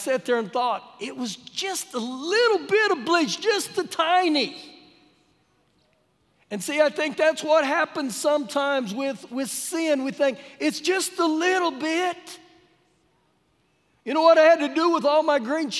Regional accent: New Mexico, United States; now in Lubbock, United States; growing up in New Mexico

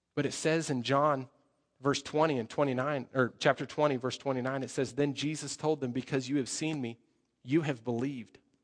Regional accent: Colorado, United States; moved away; I come from Colorado, so I speak a little bit faster.

